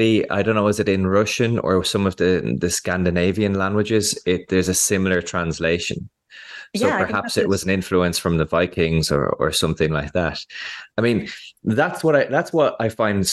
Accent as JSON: {"language": "English", "country": "Ireland", "said": "this language that we speak here as Irish people"}